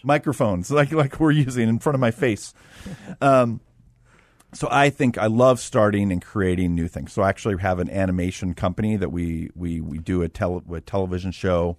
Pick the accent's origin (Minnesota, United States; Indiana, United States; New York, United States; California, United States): California, United States; Los Angeles; moved away as an adult; also born or lived in Arizona / Russia; I'm from Los Angeles.